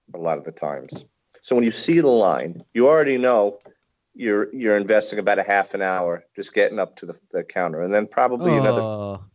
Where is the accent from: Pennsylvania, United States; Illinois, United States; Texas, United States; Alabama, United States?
Pennsylvania, United States; Central; moved away; We're from Central Pennsylvania